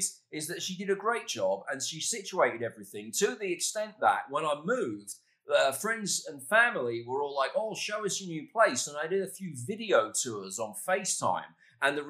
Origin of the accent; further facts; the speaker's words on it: United Kingdom; moved away as an adult; now in Dallas, United States; a British guy on the radio